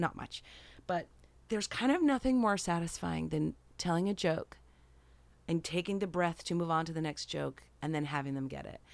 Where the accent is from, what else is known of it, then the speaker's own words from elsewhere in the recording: Rochester, New York, United States; moved away; I went from upstate New York, I'm from Rochester